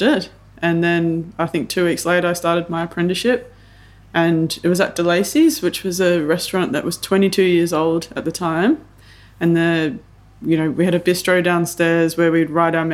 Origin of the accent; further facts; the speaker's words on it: Melbourne, Victoria, Australia; I grew up in Templestowe and Blackburn kind of area